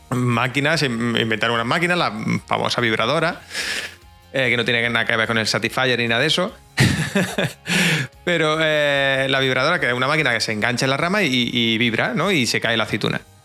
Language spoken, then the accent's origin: Spanish; Jaén, Andalusia, Spain; soy de Jaén, un pueblecito que, vive prácticamente del campo